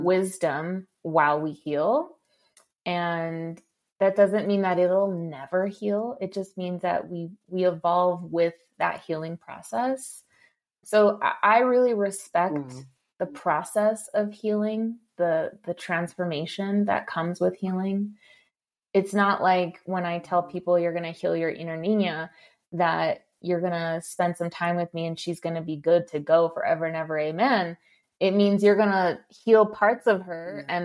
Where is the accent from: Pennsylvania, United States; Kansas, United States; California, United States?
California, United States; Los Angeles; I grew up in East